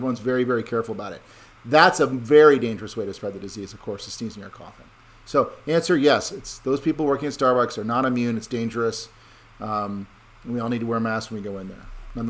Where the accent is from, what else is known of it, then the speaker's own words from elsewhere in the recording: Connecticut, United States; I'm from Connecticut and I don't want to bring the disease to you